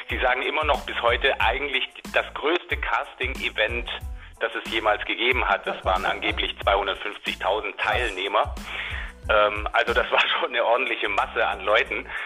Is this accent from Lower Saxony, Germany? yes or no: no; Rottweil, Baden-Württemberg, Germany; Habe ich gesungen bei den Rottweiler Münstersängerknaben. Also Rottweil ist meine Heimatstadt und äh, das war, ist ein sehr renommierter Chor.